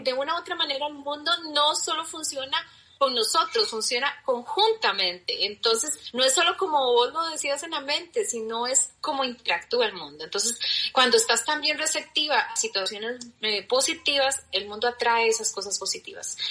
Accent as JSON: {"language": "Spanish", "country": "Costa Rica", "said": "mi tierra querida Costa Rica"}